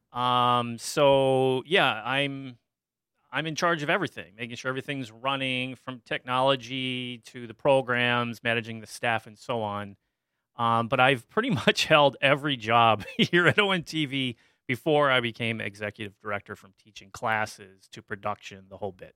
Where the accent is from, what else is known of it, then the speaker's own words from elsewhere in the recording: Dexter, Michigan, United States; I grew up in Dexter, Michigan, which is a, was a farming community just outside Ann Arbor